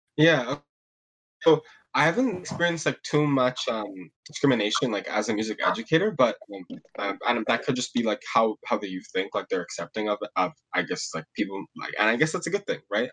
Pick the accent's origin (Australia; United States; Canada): Canada; Mississauga, Ontario; I'm from Mississauga